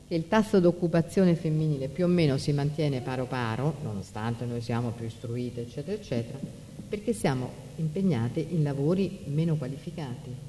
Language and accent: Italian; Rome, Lazio, Italy; io sono di Roma